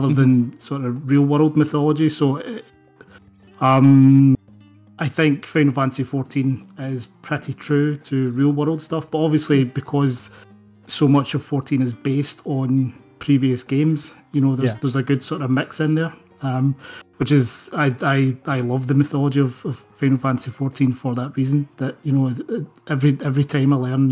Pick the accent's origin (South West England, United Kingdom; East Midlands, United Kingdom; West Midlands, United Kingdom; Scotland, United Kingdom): Scotland, United Kingdom; I'm an author from Scotland.